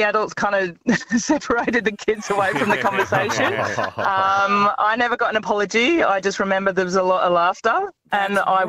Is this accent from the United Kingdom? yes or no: yes; England, United Kingdom; now in Australia; When I was a kid growing up in England in primary school